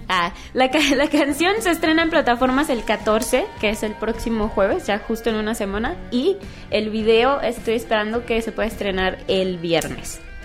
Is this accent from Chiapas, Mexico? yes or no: no; Guadalajara, Jalisco, Mexico; also born or lived in California; Nací allá, pero realmente yo desde los tres años viví en Guadalajara. Entonces, pues yo digo que yo me considero tapatía